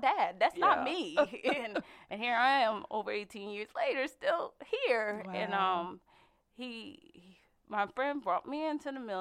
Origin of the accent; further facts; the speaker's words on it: Paterson, New Jersey, United States; moved away; Before coming into the military, I grew up in Paterson, New Jersey